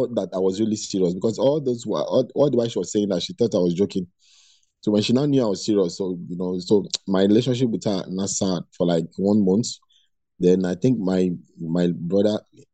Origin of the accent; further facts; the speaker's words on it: Lagos, Nigeria; I was born and brought up in Lagos